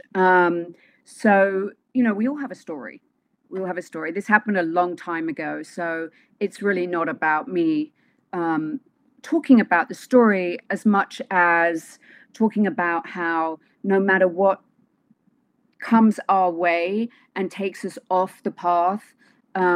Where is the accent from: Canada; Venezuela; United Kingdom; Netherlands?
United Kingdom; London; moved away; So, London, but in London, I'm from Wimbledon.